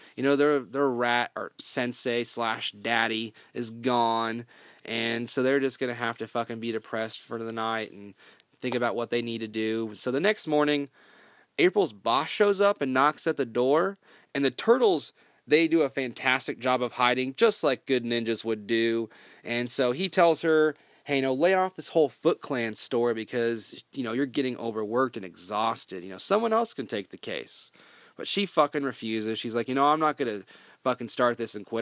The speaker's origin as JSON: {"language": "English", "region": "Kansas", "country": "United States", "said": "I'm from Kansas"}